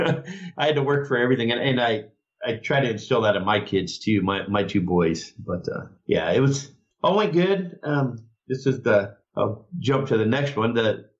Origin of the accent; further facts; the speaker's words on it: Rapid City, South Dakota, United States; born there; now in California, United States; We were both born in Rapid City, South Dakota